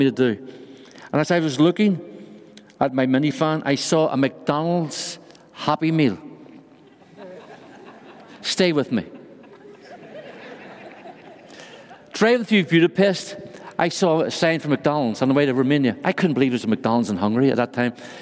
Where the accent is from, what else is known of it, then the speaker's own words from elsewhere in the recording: Ireland; accent: Irish; moved away as an adult; now in Brussels, Belgium; Although I'm from Ireland, I live in Brussels, Belgium